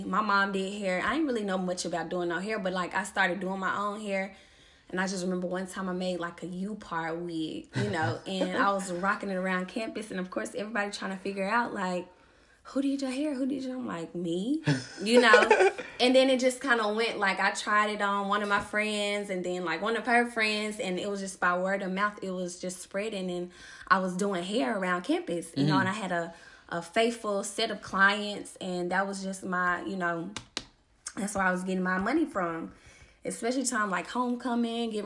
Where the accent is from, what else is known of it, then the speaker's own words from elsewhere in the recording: Memphis, Tennessee, United States; I'm from Memphis, Tennessee, born and raised